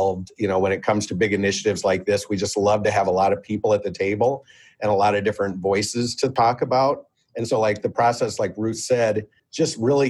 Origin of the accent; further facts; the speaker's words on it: Minneapolis, Minnesota, United States; We're all from Minneapolis